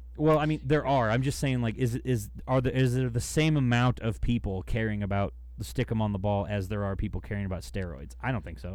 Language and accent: English; United States; I'm American